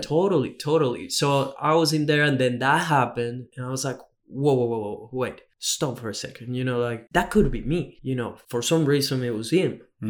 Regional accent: Venezuela; moved away as an adult; also born or lived in Australia; now in Gold Coast, Australia; I come from Venezuela, so I'm very far from home. I've been in Australia for almost six years now

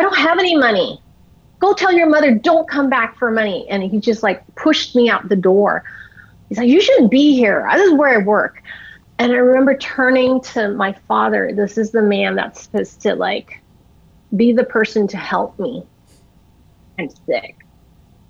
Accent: United States; I'm Chinese American, so we did a lot of Chinese medicine

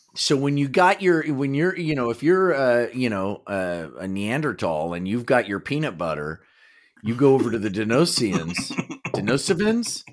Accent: Kansas, United States; growing up in Kansas

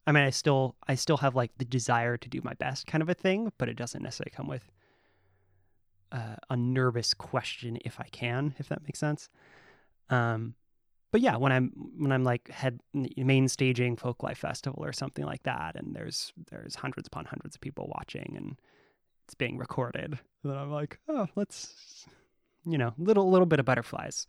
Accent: Humboldt, California, United States; I grew up in Humboldt

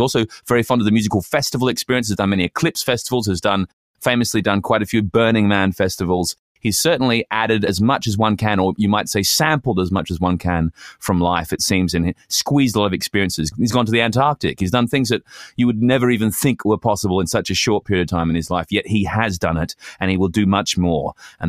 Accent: Melbourne, Victoria, Australia; I'm Tibetan, half Tibetan. That's one thing. My father's Tibetan and my mother's Australian. They met in Nepal, and I was born in Melbourne, slightly unusual background-wise.

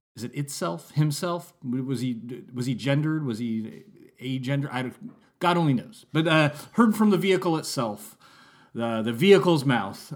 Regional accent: Santa Rosa, California, United States; I had gone to a school in Santa Rosa, California for fourth and fifth grade, and then we moved, and I was going to a new school for sixth grade

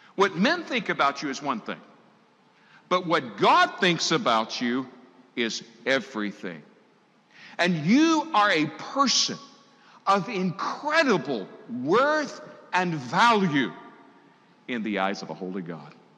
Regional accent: Tidewater area of Virginia, United States; I grew up in the Tidewater area of Virginia.

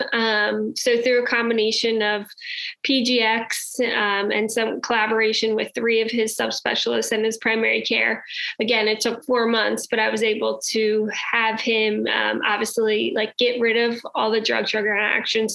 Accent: New Jersey, United States; I am from New Jersey

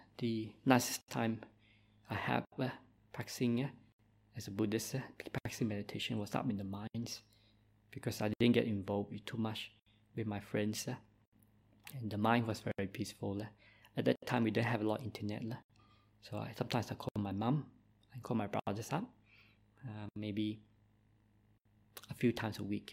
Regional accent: Christmas Island; accent: Malaysian; English is a second language; moved away as an adult; also born or lived in Malaysia / Perth, Australia; now in Victoria, Australia; I also grew up on the mines on Christmas Island, so I was a Christmas Islander.

